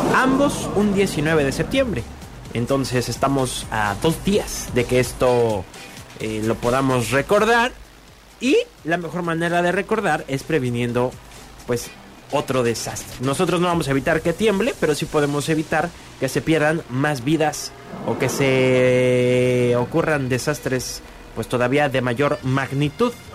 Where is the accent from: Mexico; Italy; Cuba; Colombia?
Mexico; nos unimos como mexicanos